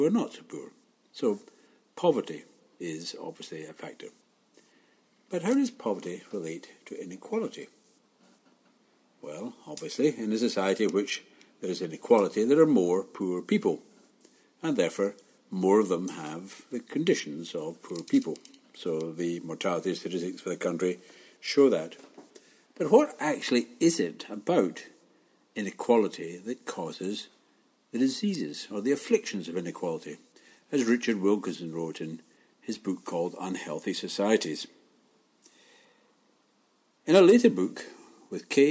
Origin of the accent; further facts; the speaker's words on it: Glasgow, Scotland, United Kingdom; growing up in Glasgow, a city where, for most of us, time finished next Friday